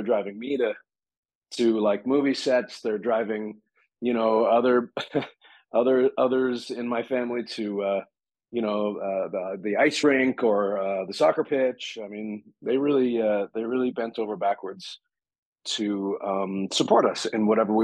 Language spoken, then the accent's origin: English; Vancouver, British Columbia, Canada; I grew up in Vancouver